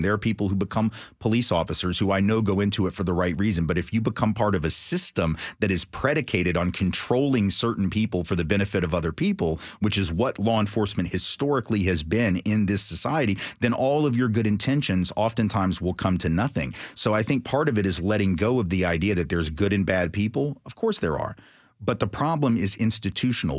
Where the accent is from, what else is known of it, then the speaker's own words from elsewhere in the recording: Nashville, Tennessee, United States; I grew up in Green Hills, like a lot of white middle class kids did